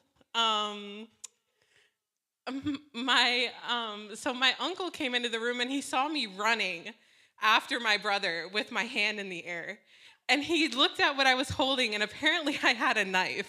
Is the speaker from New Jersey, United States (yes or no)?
yes; Vineland, New Jersey, United States; I was born in New Jersey in a small town called Vineland, the land of vines